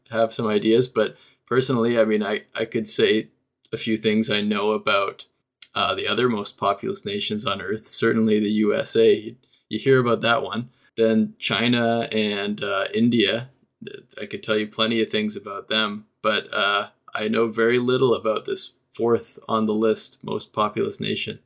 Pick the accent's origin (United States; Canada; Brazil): Canada; I'm Canadian